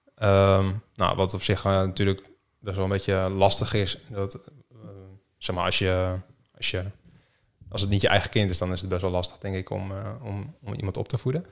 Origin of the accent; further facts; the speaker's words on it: Rode, Netherlands; moved away as an adult; also born or lived in Harderwijk / Groningen; geboren in Harderwijk in het ziekenhuis toen eh, ben ik eh, na drie dagen eh, opgehaald door mijn pleegouders uit het ziekenhuis. Ja. Naar Rode. daar heb ik eigenlijk mijn hele jeugd gewoond.